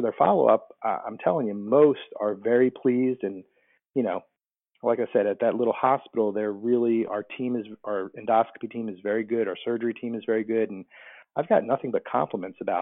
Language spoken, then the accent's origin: English; New Jersey, United States; moved away as an adult; also born or lived in Michigan; now in Whiteville, United States; I grew up in New Jersey and went to school in Michigan and then went back to New Jersey